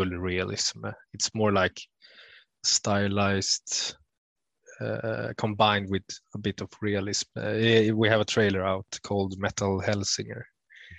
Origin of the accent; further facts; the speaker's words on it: Sweden; from Sweden